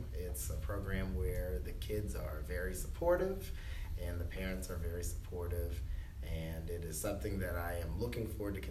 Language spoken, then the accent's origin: English; Charleston, South Carolina, United States; I am originally from Charleston, South Carolina. I actually went to school at Hanahan Middle School